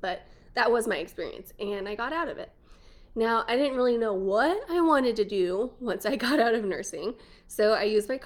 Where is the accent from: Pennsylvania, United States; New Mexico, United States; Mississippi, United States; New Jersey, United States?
New Mexico, United States; moved away as an adult; now in Lubbock, United States; I'm from New Mexico originally, but I've been in Texas for 10 years-ish